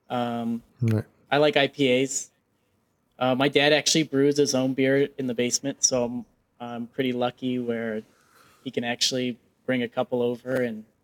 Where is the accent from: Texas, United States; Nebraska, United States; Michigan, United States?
Nebraska, United States; Oh man, I love seafood, and I'm from Nebraska, so it's it's a struggle.